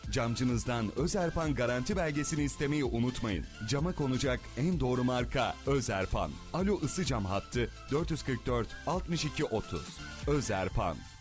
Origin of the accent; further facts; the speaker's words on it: Kayseri Province, Turkey; now in Ankara, Turkey; Ankara'da yaşıyorum aslen Kayseriliyim